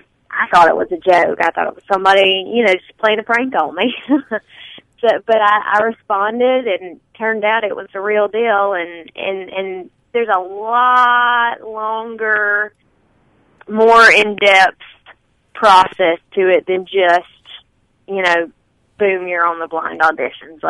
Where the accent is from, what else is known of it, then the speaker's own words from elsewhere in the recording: Alabama, United States; accent: Alabama tone of voice; moved away as an adult; now in Pinedale, United States; I grew up in Alabama, so I don't think I'll ever quite lose all that.